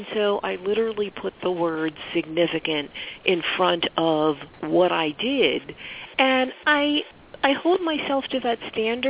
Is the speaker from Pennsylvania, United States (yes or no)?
yes; Philadelphia, Pennsylvania, United States; also born or lived in Pittsburgh, Pennsylvania / New Jersey; I'm originally from Philadelphia. Currently, I live in the suburbs of Philadelphia, and I've lived on the western side of Pennsylvania in Pittsburgh for several years